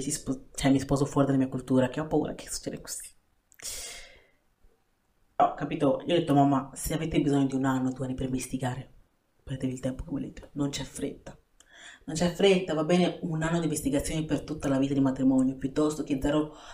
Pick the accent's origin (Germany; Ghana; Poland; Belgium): Ghana; now in Italy; io parlo in Ghana perché Ghana è il mio paese